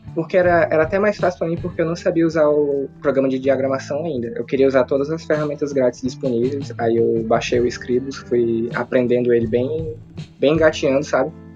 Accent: interior of Ceará, Brazil; Eu, eu sou do interior aqui do Ceará

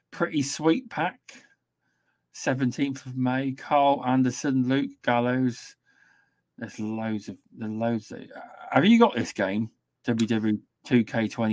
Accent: England, United Kingdom; we have to be different as English

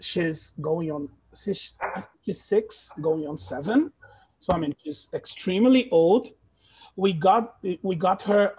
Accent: Belo Horizonte, Minas Gerais, Brazil; English is a second language; moved away as an adult; also born or lived in Maranhão; So I was born in Minas, in Belo Horizonte, the capital, and I lived there for the biggest chunk of my life so far. So I just lived, I just left Minas in 2016. So that makes 5 years now, right?

